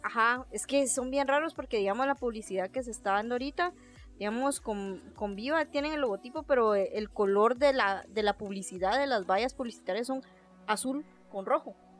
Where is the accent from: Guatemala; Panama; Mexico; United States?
Guatemala; nosotros como guatemaltecos